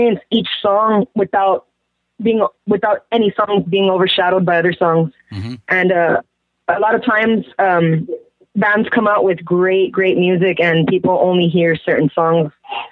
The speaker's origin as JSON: {"language": "English", "town": "San Antonio", "region": "Texas", "country": "United States", "said": "Me and Joey are from San Antonio"}